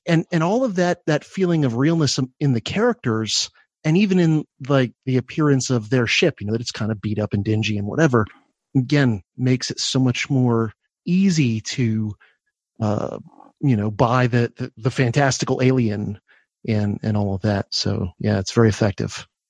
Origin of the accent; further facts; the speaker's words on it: Florida, United States; I grew up in Florida